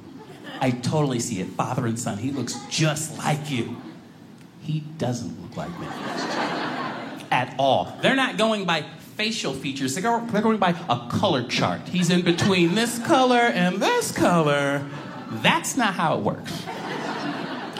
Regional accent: Boston, Massachusetts, United States; now in Chicago, United States; I was born in Boston, so to me, you know, I'm used to bigger towns. Now I live outside Chicago

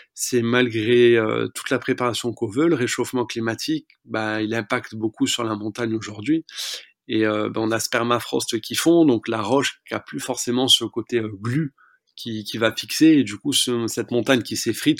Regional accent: France; J'ai grandi dans les Pyrénées

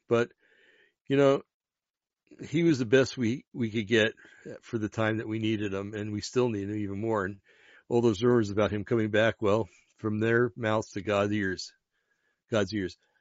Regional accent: New Jersey, United States; I come from New Jersey, an Italian community in Jersey

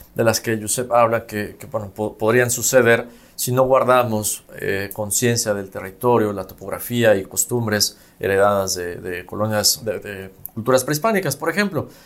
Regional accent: Mexico; como mexicanos

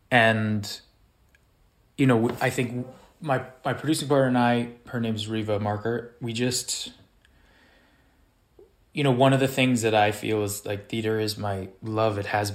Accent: Los Angeles, California, United States; I grew up in Los Angeles, yeah.

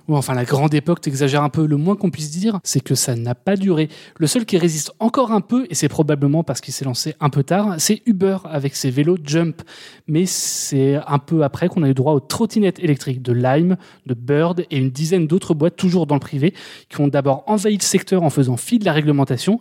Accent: Paris, Île-de-France, France; je suis parisien

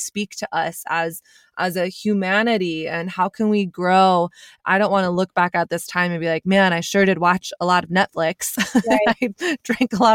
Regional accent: Texas, United States; I grew up in Texas

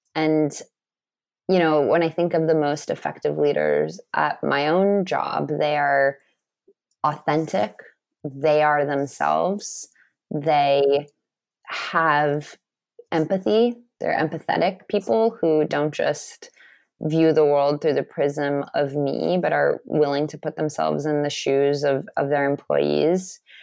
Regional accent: Los Angeles, California, United States; I grew up in Los Angeles and went to private schools

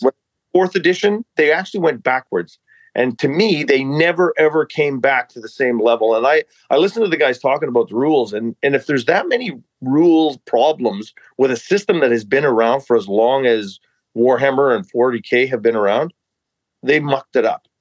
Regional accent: Armstrong, British Columbia, Canada; also born or lived in Revelstoke, British Columbia; I grew up in British Columbia, yes, but I was born in uh, uh, a place uh, in the Rocky Mountains, and uh, it's called Revelstoke.

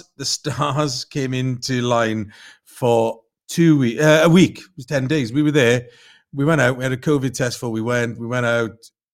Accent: Carmarthen, Wales, United Kingdom; moved away; So I'm from West Wales, from the west of Wales, okay, Carmarthen.

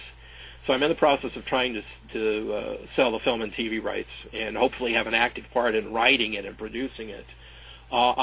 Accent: Covina, California, United States; both Finch and I grew up in Covina

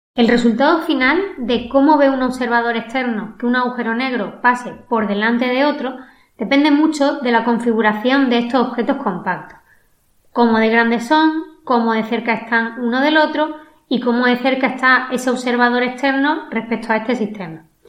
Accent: Málaga, Andalusia, Spain; accent: malagueño; mi inglés y más mitad de un acento malagueño

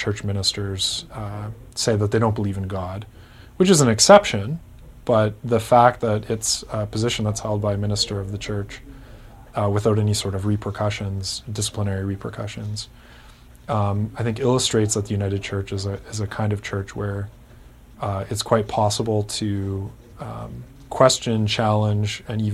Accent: Kitchener, Ontario, Canada; my hometown, which is Kitchener, Ontario

